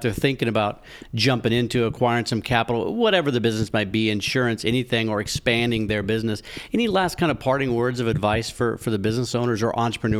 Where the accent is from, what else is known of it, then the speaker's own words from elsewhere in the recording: Kearney, Missouri, United States; moved away; I'm from Kearney up you know, north of Kansas City